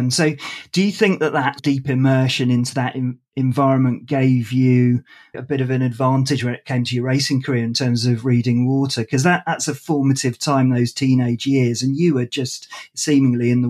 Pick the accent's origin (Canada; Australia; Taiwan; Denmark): Denmark; Klitmoller, North Denmark Region; growing up in Klitmuller, there weren't huge amounts of uh, cinemas to hang about in.